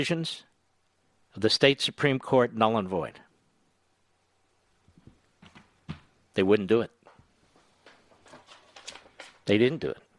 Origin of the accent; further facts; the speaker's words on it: Pennsylvania, United States; When I was growing up in Pennsylvania, and I was involved in Republican and conservative efforts there